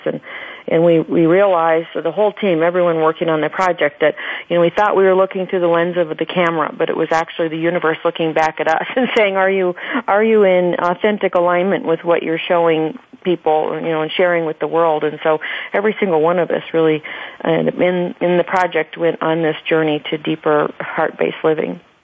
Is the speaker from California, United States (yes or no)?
no; Phoenix, Arizona, United States; in my hometown in Phoenix